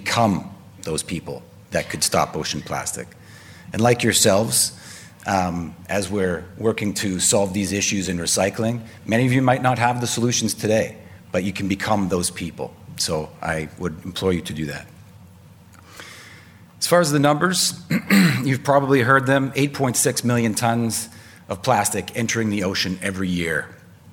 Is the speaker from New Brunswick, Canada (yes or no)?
no; Vancouver, British Columbia, Canada; I hail from Vancouver on the West Coast